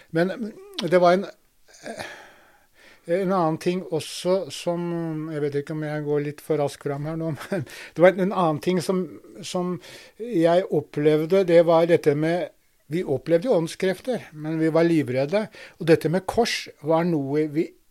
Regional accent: Drammen, Buskerud, Norway; Jeg vokste opp i Drammen

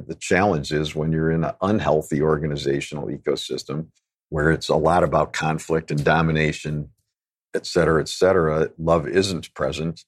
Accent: Chicago, Illinois, United States; I'm a city kid, so I grew up in Chicago, completely disconnected from nature

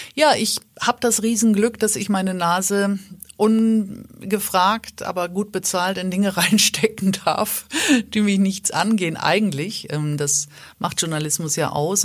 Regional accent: Schleswig-Holstein, Germany; ich als Norddeutsche, als Schleswig-Holsteinerin

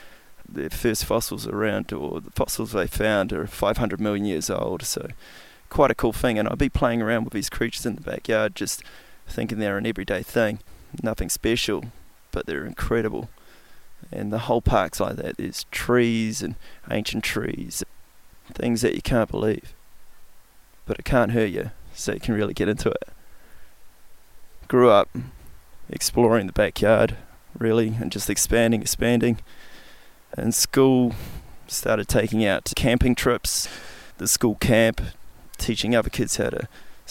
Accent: New Zealand; as a Kiwi kid, you grow up and you're in a primitive place.

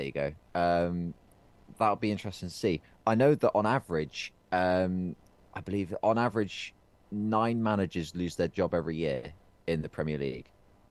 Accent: England, United Kingdom; I'm English

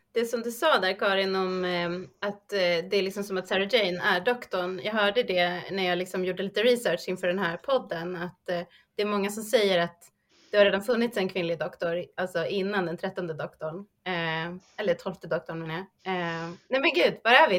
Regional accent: Sweden; oss som svenskar

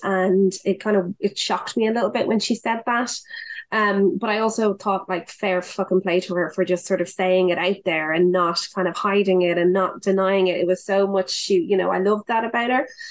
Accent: Dublin, Leinster, Ireland; I was from Dublin

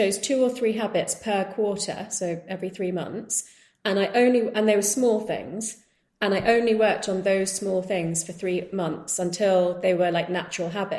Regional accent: United Kingdom; being of Indian heritage growing up in the UK

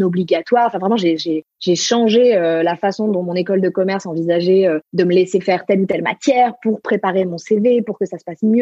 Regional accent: Marseille, Provence-Alpes-Côte d'Azur, France; now in Paris, France; je suis marseillaise d'origine

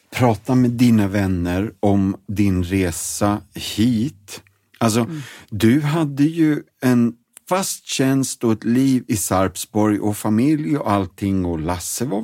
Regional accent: Stockholm, Stockholm County, Sweden; moved away; jag är stockholmare också

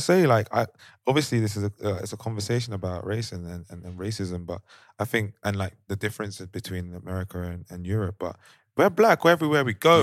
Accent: London, United Kingdom; moved away as an adult; now in Amsterdam, Netherlands; young black males growing up in London

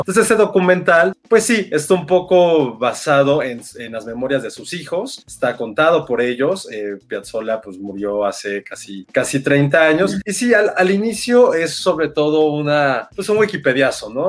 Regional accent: Mexico; nosotros como mm. mexicanos que siempre tenemos esta parte también de dolor

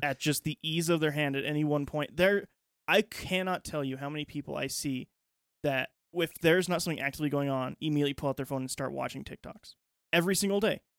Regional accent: United States; as an American

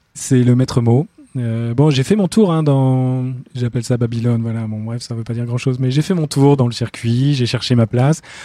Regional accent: Finistère, Brittany, France; je suis breton du Finistère

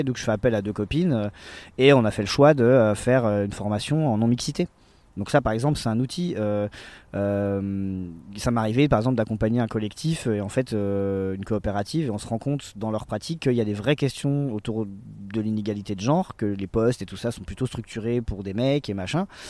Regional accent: Besançon, Bourgogne-Franche-Comté, France; now in Saint-Denis-sur-Coise, France; je suis né à Besançon, j'ai 37 ans

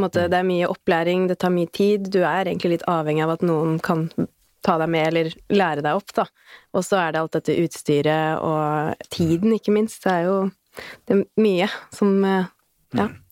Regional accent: Bærum, Akershus, Norway; kommer jeg fra Bærum

